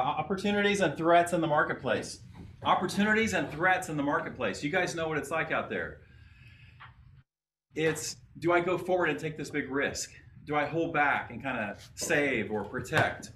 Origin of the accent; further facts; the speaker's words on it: Kansas City, United States; now in Rockwall, Texas, United States; I'm originally from the Kansas City area